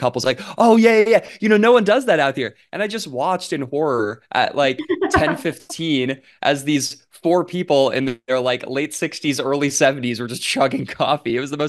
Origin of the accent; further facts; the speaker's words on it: New York, United States; born there; they lived in New York for like I was born in New York.